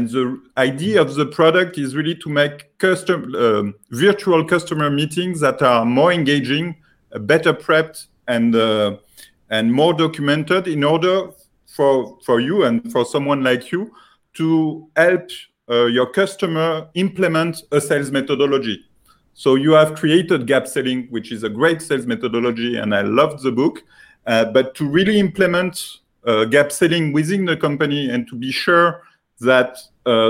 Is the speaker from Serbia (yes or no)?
no; France; accent: French; English is a second language; sorry for my French accent because I'm coming from France and I'm in Paris now.